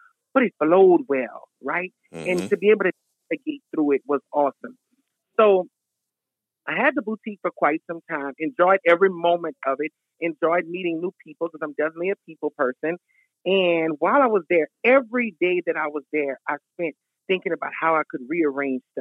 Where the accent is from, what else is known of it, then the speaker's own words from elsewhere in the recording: Lafayette, Louisiana, United States; accent: country girl; I'm a native of Lafayette, Louisiana